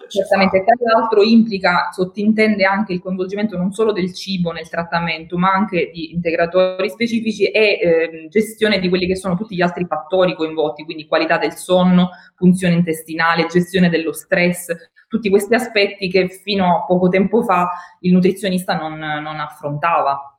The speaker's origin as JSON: {"language": "Italian", "country": "Italy", "also_born_or_lived": "St. Louis, United States", "said": "sono tornata, amo la mia terra, amo, amo vivere e lavorare in Italia"}